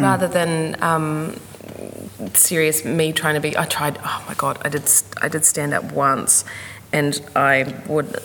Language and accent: English; Gisborne, New Zealand; I grew up in Gisborne